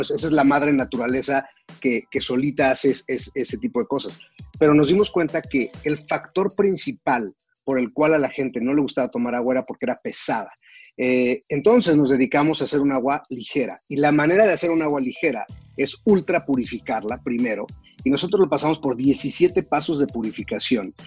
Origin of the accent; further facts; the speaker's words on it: Mexico; en mi país